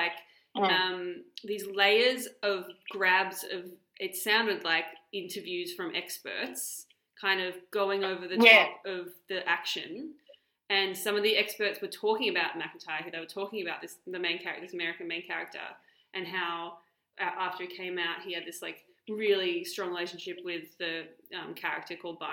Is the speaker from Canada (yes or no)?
no; Australia; as an Australian person